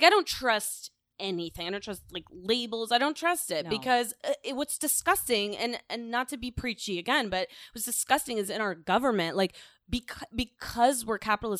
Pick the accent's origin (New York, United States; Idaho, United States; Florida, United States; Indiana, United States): Florida, United States; And I grew up in Florida.